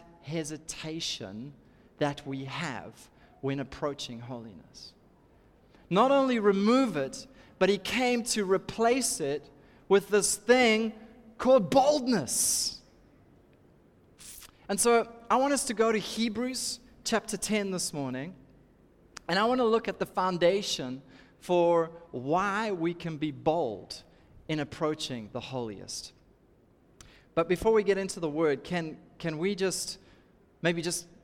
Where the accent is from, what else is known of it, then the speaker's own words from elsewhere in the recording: Durban, KwaZulu-Natal, South Africa; I'm from Durban